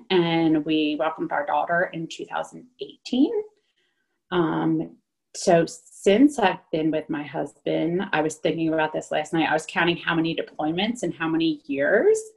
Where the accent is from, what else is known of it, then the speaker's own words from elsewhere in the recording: New Jersey, United States; moved away as an adult; also born or lived in California / Louisiana; now in Virginia, United States; I grew up in New Jersey and then I am a nurse and I went out to California um, to do some travel nursing